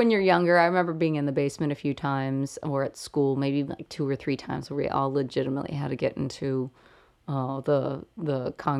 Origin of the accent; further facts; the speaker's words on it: Kansas City, Kansas, United States; now in Chicago, United States; here in Chicago, I don't feel like we really get those storms. Like where I'm from in Kansas